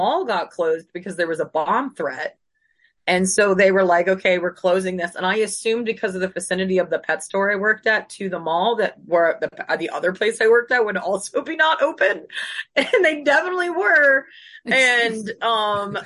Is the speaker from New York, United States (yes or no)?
no; Northern Virginia, United States; moved away as an adult; also born or lived in Davis, California; I grew up in the Northern Virginia area